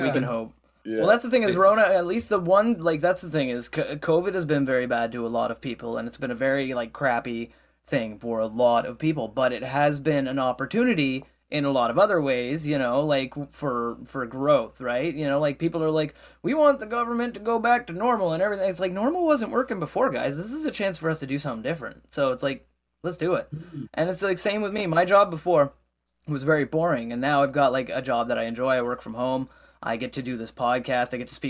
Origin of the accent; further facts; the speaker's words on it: Nova Scotia, Canada; as a fellow Nova Scotian, you know, as a Nova Scotian, as a Canadian, I'm very proud of you guys